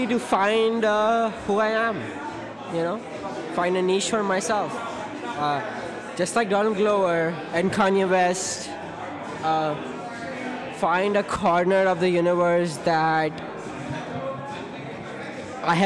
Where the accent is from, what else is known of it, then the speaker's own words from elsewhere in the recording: India; now in Salem, United States; I am from India.